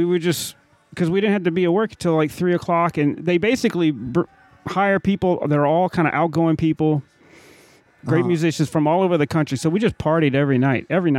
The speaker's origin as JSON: {"language": "English", "town": "Montgomery", "region": "Alabama", "country": "United States", "tie": "born or raised there", "moved": "yes", "lives_now": "New Orleans, United States", "said": "Well, I grew up in Montgomery, Alabama."}